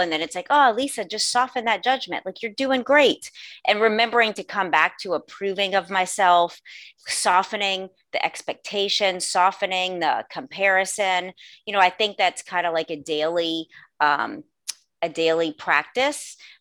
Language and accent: English; New Orleans, Louisiana, United States; also born or lived in Los Angeles, California; I was born and raised in New Orleans, Louisiana